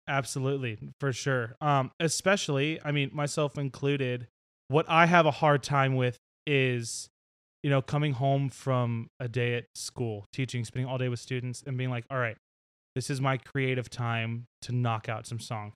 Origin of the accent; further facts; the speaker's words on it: Nashville, Tennessee, United States; growing up in Nashville